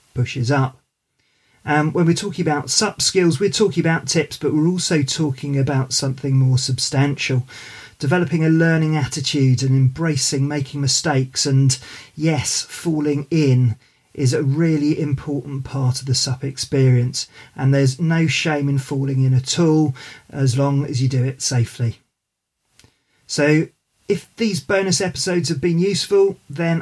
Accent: United Kingdom; we're both British born

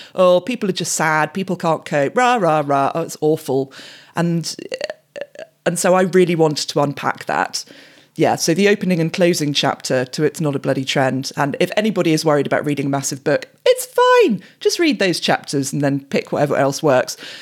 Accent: England, United Kingdom; growing up in England in the nineties

